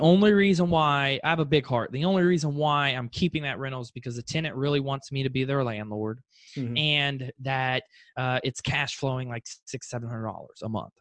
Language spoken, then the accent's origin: English; Fort Lauderdale, Florida, United States; originally I'm from South Florida, Fort Lauderdale.